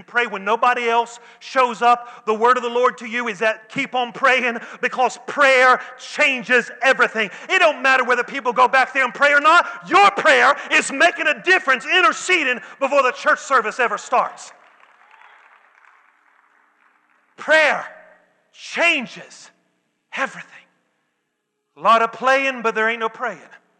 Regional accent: the South, United States; I'm from the South

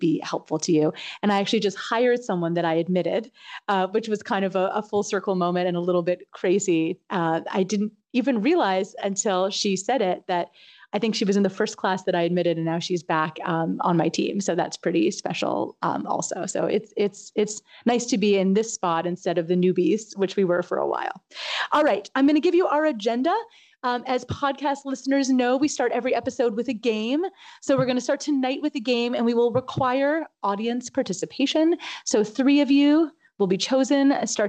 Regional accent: Canada; moved away; I'm Canadian

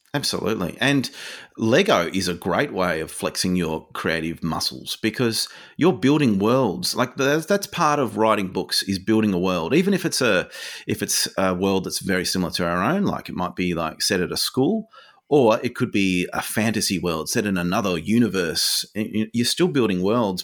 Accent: Hobart, Tasmania, Australia; I grew up in Hobart, so I was in Tassie

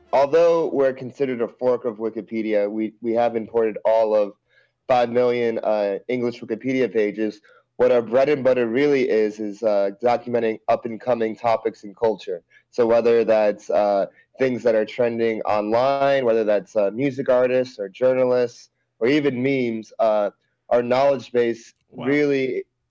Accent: Montville, New Jersey, United States; moved away as an adult; now in Los Angeles, United States; from Montville, originally

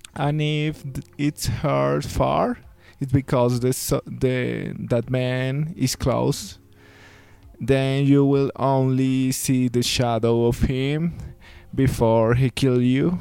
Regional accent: Villavicencio, Meta, Colombia; now in Bogota, Colombia; we grew up in Villavicencio

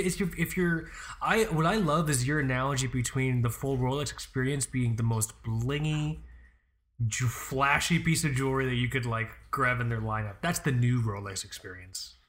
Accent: Florida, United States; I'm from Florida. I don't know a goddamn thing outside of Florida

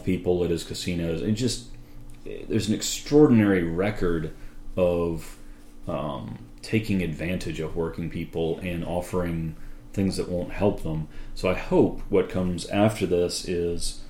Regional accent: Durham, North Carolina, United States; I grew up in Durham, North Carolina

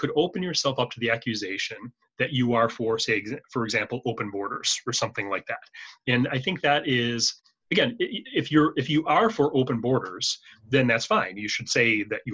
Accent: United States; now in Canada; I have a unique experience being an American. I was born and raised there, but I live in Canada and I have been for many years

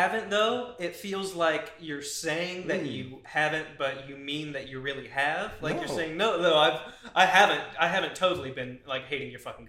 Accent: United States; Yeah. I'm American. I know where my heart is.

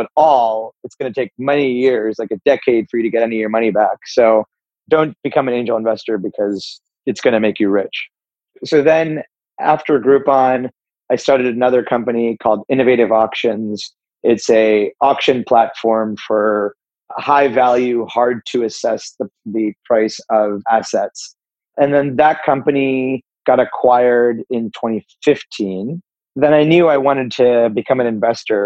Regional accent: Pittsburgh, Pennsylvania, United States; I grew up in Pittsburgh, Pennsylvania

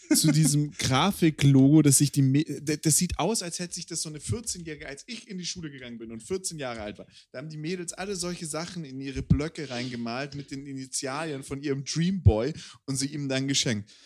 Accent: Swabia, Germany; ich bin Schwabe

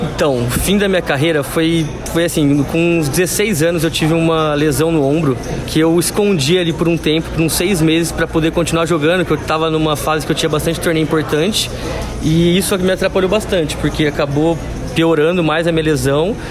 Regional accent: Campinas, São Paulo, Brazil; moved away as an adult; now in São Paulo, Brazil; eu sou de Campinas, mas moro aqui em São Paulo já fazem cinco anos

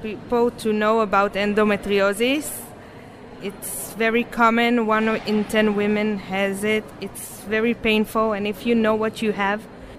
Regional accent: Jerusalem, Jerusalem District, Israel; I'm from Jerusalem

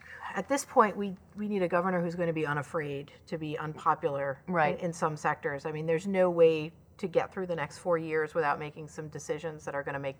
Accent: Connecticut, United States; I was born in Connecticut.

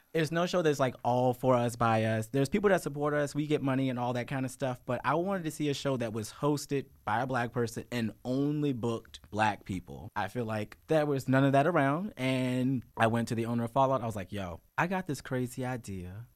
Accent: Richmond, Virginia, United States; also born or lived in Chesterfield County, Virginia; I grew up in Richmond Public Schools

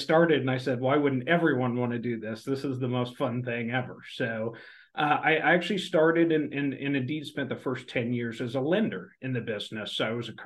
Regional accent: outside of Oklahoma City, United States; I grew up outside of Oklahoma City

